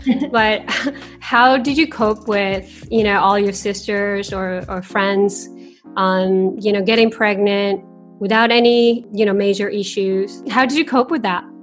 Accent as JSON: {"language": "English", "country": "Japan", "tie": "born or raised there", "also_born_or_lived": "Canada / China", "moved": "as an adult", "lives_now": "Singapore", "said": "I was raised in Japan until 18 years old, and I have ever since lived in Canada, China, and the last nine years in Singapore"}